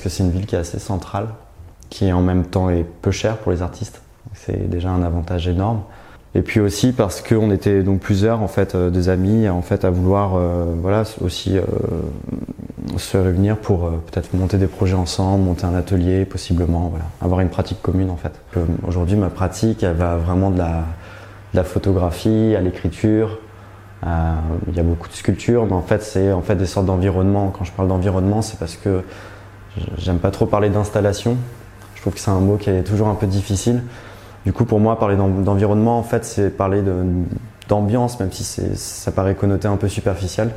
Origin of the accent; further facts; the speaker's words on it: France; moved away as an adult; also born or lived in Paris / Berlin; now in Brussels, Belgium; Je suis français mais j'habite depuis trois ans à Bruxelles